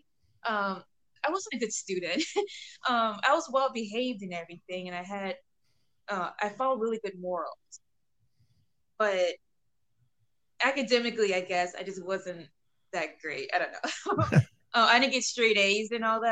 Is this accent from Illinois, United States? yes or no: yes; Illinois, United States; I'm from Illinois